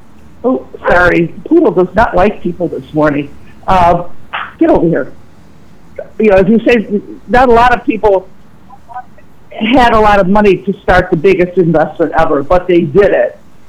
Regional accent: Orland, United States; And Orland has thrived. It's been a great place to live, so I'll give a plug for my hometown here.

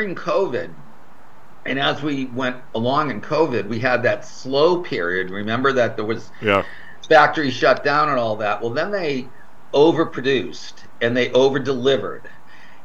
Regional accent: Boston, Massachusetts, United States; now in Florida, United States; I was back in my hometown

